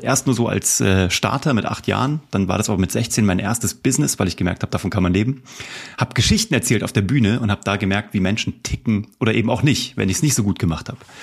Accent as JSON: {"language": "German", "town": "Kassel", "region": "Hesse", "country": "Germany", "also_born_or_lived": "Cologne", "moved": "yes", "lives_now": "Munich, Germany", "said": "Ich komme aus Kassel"}